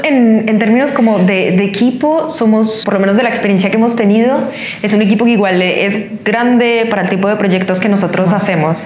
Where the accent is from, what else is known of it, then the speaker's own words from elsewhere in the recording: Colombia; moved away as an adult; now in Chile; colombiana, ingeniera industrial. Llevo tres años en Chile.